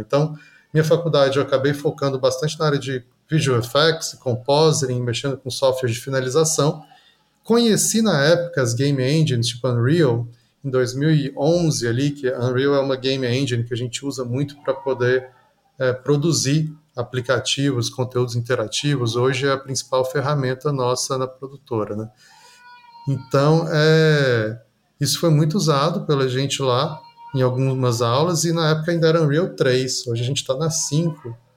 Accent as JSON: {"language": "Portuguese", "town": "Goiânia", "region": "Goiás", "country": "Brazil", "tie": "born or raised there", "said": "Eu sou nascido em Goiânia, né, no estado de Goiás aqui"}